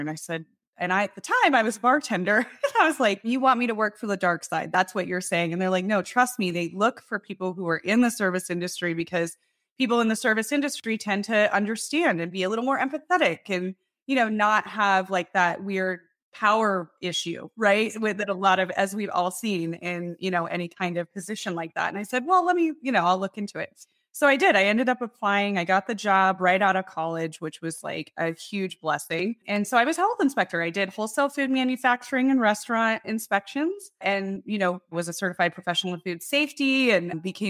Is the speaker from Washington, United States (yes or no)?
no; Loveland, Colorado, United States; I was born in Loveland, Colorado. Yeah, so I grew up in Colorado. I am originally from Loveland